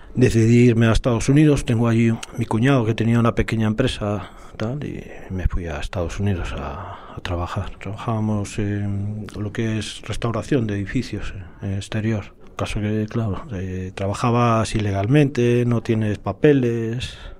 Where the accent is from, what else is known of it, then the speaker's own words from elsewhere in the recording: A Coruña, Galicia, Spain; soy natural de A Coruña